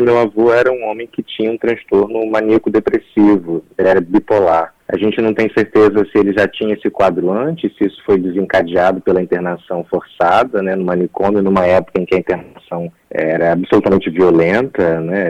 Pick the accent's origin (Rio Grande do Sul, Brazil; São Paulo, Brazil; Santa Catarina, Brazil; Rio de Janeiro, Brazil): Rio de Janeiro, Brazil; Nova Friburgo; Eu sou de Nova Friburgo, que é no interior do estado do Rio